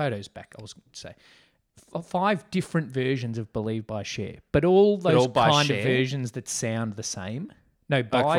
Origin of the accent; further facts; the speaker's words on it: Australia; We call them biscuits. Because we're Aussie.